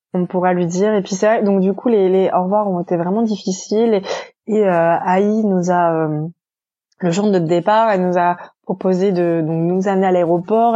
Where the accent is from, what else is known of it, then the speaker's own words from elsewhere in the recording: France; moved away as an adult; also born or lived in New York; now in China; nous Français